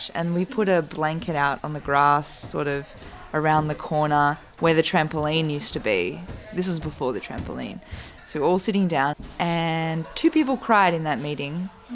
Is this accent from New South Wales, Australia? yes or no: yes; Bega, New South Wales, Australia; moved away; also born or lived in Sydney; I'm from Bega